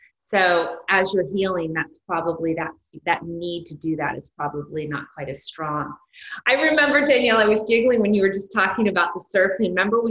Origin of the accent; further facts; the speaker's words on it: San Francisco, California, United States; I grew up in San Francisco.